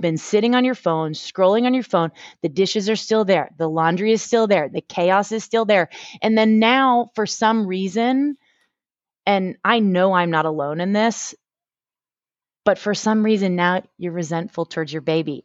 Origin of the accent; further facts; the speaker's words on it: Boston, Massachusetts, United States; moved away as an adult; now in Houston, United States; I grew up, um, in the Northeast, in Boston